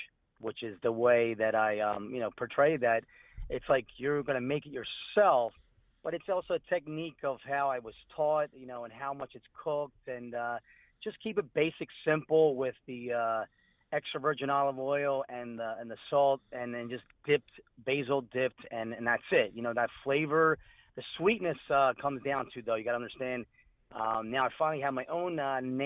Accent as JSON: {"language": "English", "region": "Calabria", "country": "Italy", "moved": "yes", "lives_now": "Philadelphia, United States", "said": "I'm originally from Calabria, Italy, and coming over here to this country"}